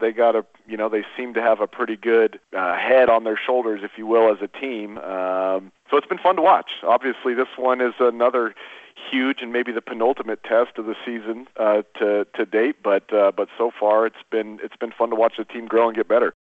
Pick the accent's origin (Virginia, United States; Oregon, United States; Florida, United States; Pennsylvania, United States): Oregon, United States; moved away as an adult; also born or lived in Montana; I grew up in Oregon, uh, you know, in Oregon